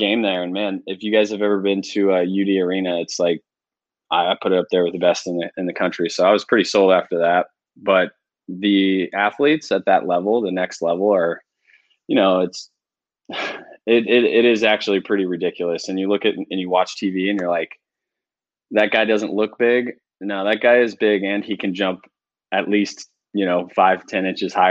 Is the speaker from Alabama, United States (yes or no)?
no; Spencer, Ohio, United States; I'm from a small town. I'm from Spencer, Ohio. Shout out Spencer, Ohio. We got like 2,000 people